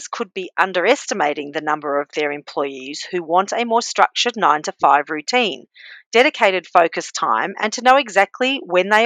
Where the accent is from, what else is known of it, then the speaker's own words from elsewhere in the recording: Australia; accent: Aussie; So, yes, I was born in Australia and I have an Aussie accent